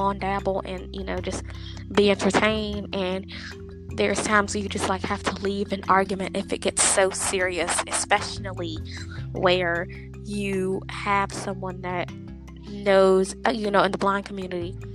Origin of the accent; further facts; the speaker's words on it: Lynchburg, Virginia, United States; I am from Lynchburg, Virginia